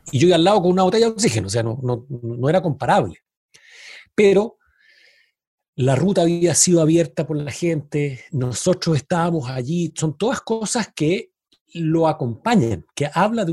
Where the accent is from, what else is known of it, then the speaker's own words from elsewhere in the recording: Chile; somos chilenos